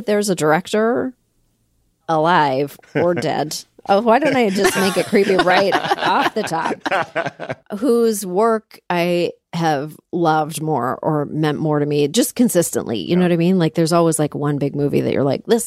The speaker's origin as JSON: {"language": "English", "town": "Toronto", "region": "Ontario", "country": "Canada", "said": "I'm from Canada. I'm from Toronto, Canada"}